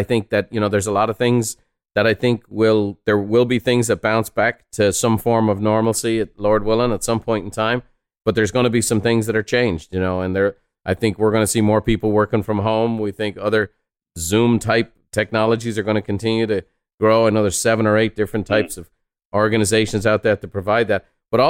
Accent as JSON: {"language": "English", "country": "Ireland", "moved": "yes", "said": "I'm a son of a house painter. I'm an immigrant from Ireland. I'm a fifth generation house painter."}